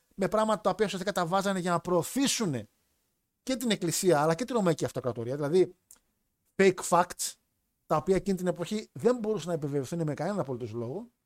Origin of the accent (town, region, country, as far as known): Thessaloniki, Central Macedonia, Greece